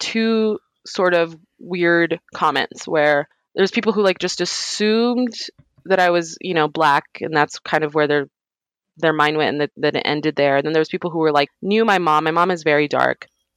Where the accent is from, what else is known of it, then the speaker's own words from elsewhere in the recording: New Mexico, United States; I grew up in New Mexico